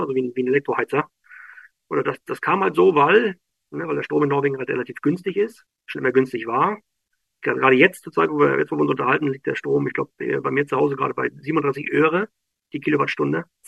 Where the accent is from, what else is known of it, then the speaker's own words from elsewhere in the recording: Schwerin, Mecklenburg-Vorpommern, Germany; moved away as an adult; now in Norway; also ich komme aus Schwerin, ich bin gebürtiger Schweriner